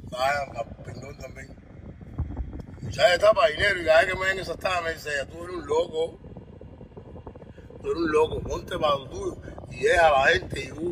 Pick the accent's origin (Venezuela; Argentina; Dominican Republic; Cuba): Cuba; Yo soy de Cuba, papo.